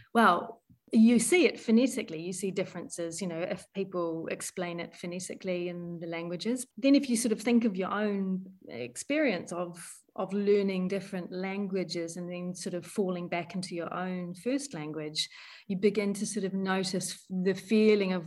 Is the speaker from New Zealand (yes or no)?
yes; New Zealand; accent: New Zealand; moved away as an adult; also born or lived in London, United Kingdom; now in Netherlands; I am a New Zealander currently living in Europe in the Netherlands.